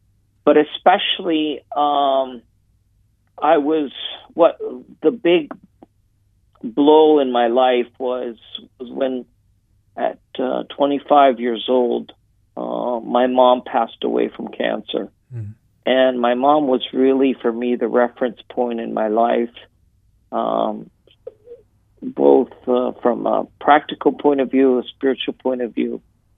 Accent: Italy; also born or lived in United States; My dad was American, my mom was Canadian, but I was born here in Italy and grew up here.

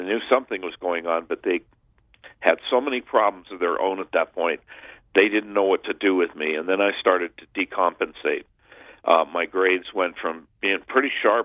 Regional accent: Southern California, United States; I grew up in Southern California during the 60s

